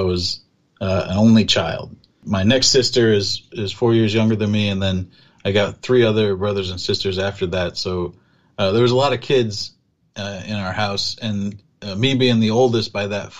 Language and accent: English; Colorado Springs, Colorado, United States; moved away as an adult; also born or lived in Baltimore, Maryland / South Dakota; now in Los Angeles, United States; I'm originally from Baltimore, but my family moved to Colorado when I was 10, and they all live there still.